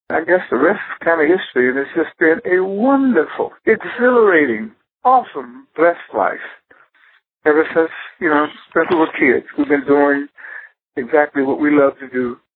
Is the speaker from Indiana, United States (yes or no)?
no; Detroit, Michigan, United States; I was born in Detroit.